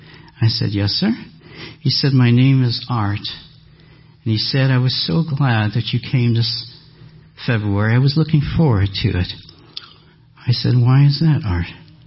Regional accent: Canada; Excuse this as a Canadian

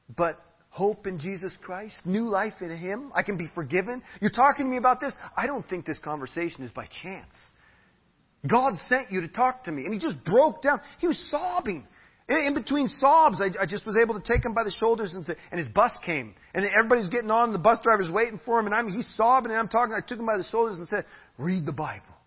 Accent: United States; now in Tarapoto, Peru; I'm an American

